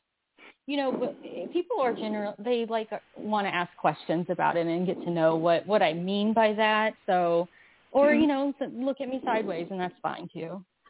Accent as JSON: {"language": "English", "region": "the South", "country": "United States", "tie": "born or raised there", "said": "just growing up in the South without, no, there wasn't, I didn't have the internet when I was"}